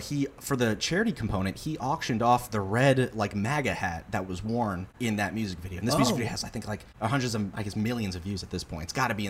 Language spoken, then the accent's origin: English; Boca Raton, Florida, United States; also born or lived in Boston; I'm from Boca Raton, Florida.